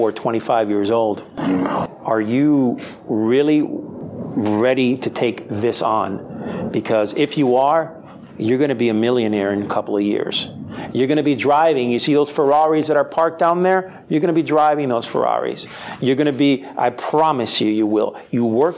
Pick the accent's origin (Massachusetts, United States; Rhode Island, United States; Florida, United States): Florida, United States; Miami; also born or lived in Spain; I was born and raised in Miami